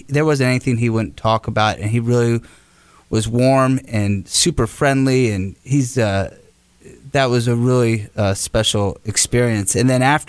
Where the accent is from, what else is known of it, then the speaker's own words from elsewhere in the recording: Pennsylvania, United States; moved away; growing up in Pennsylvania